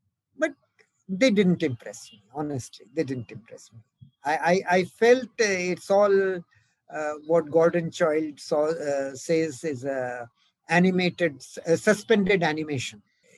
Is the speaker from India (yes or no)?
yes; India; My hometown is very much close to the Buddha circuit.